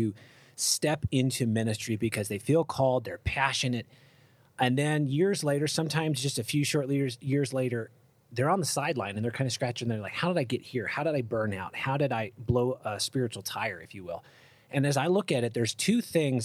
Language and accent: English; Cleveland, Ohio, United States; moved away as an adult; I grew up in Cleveland, Ohio